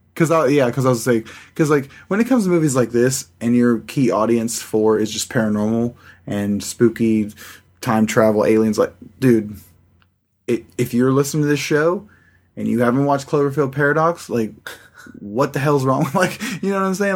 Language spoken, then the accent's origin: English; Pratt, Kansas, United States; also born or lived in California / Sawyer, Kansas; I was born in California and moved to Pratt, Kansas and Sawyer, Kansas